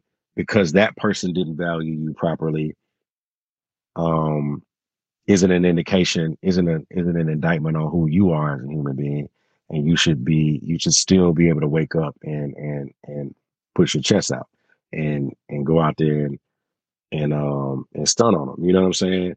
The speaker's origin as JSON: {"language": "English", "town": "Houston", "region": "Texas", "country": "United States", "said": "I'm from Houston, Texas"}